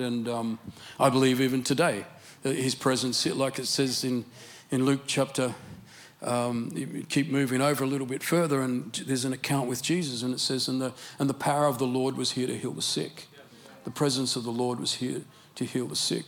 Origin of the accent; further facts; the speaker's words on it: Australia; accent: Australian English; My Australian English accent